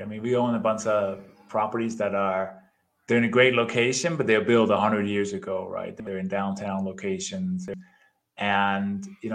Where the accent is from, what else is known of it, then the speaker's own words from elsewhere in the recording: Denmark; moved away as an adult; now in United States; I immigrated from Denmark 27 years ago, I think it is, did the traditional, got my education, went to college